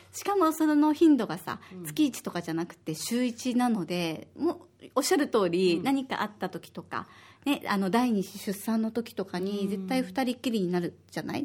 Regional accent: Osaka, Japan; moved away as an adult; now in Okinawa, Japan; 私は大阪の出身で、小学五年生と三

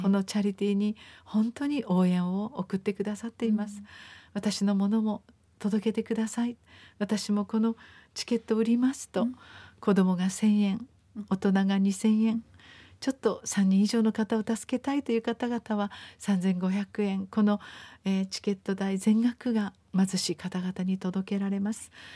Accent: Japan; also born or lived in Okinawa; なぜ私が豊かな日本に生まれたんだろう

